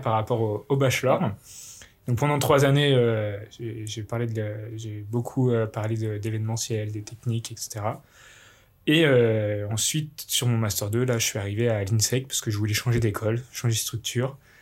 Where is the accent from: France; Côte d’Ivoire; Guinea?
France; village near Bourg-en-Bresse, Bresse, Auvergne-Rhône-Alpes; jeune Bressan, je viens du petit village de Lan, à côté de, Bourg-en-Bresse.